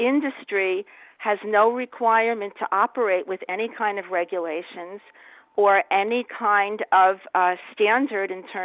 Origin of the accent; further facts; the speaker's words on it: New York, United States; I'm from New York